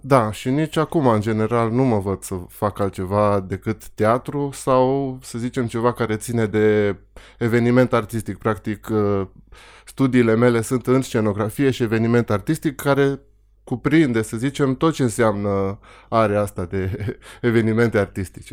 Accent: Petrila, Hunedoara County, Romania; Eu, eu am crescut în Petrila.

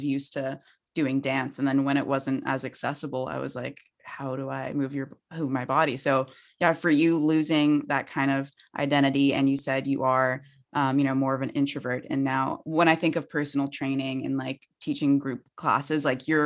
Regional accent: Vancouver, British Columbia, Canada; Vancouver, which I'm from

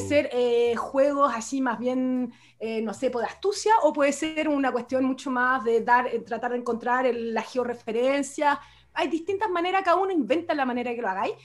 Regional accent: Chile; en Chile la vivimos

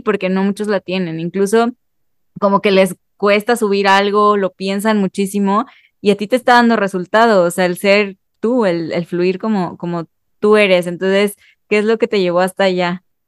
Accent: Mexico; solamente como mexicano

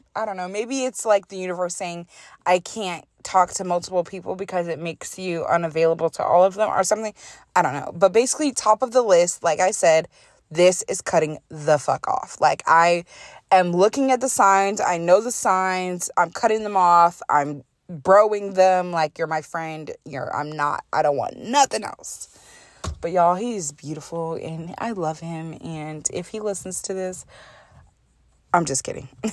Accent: United States; I'm American

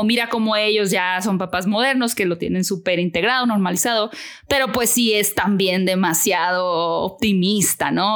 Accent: Hermosillo, Sonora, Mexico; moved away as an adult; now in Mexico City, Mexico; yo vivo en Ciudad de México hace 11 años, pero soy de Hermosillo

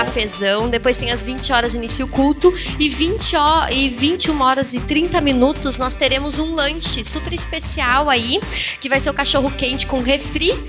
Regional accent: Leme, São Paulo, Brazil; lá na minha cidade, Leme, interior de São Paulo

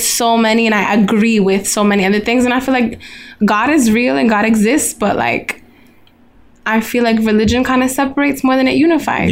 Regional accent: United States; me being American

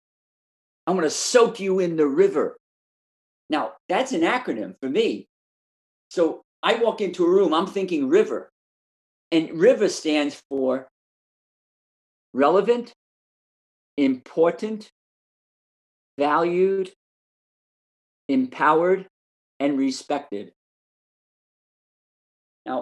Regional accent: New York City, New York, United States; I was born and raised in Brooklyn, New York

